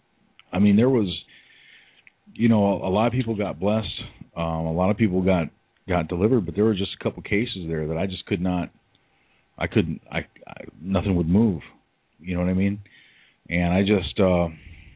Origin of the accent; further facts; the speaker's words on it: Lansing, Michigan, United States; I'm from Lansing, Lansing, Michigan